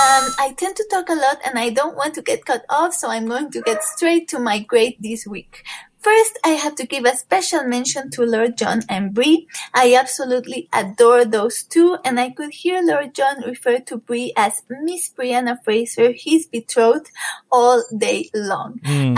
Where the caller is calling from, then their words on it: Puebla, Mexico; I am calling from Puebla in Mexico.